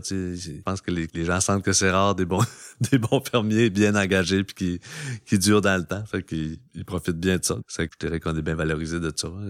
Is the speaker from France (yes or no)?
no; Carleton-sur-Mer, Quebec, Canada; je viens de, ben, de Carleton, j'ai grandi ici